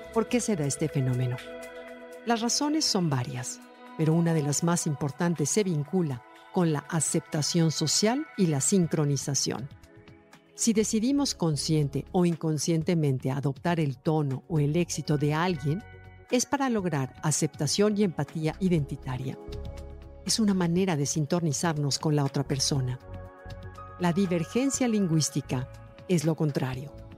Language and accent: Spanish; Mexico; nuestro México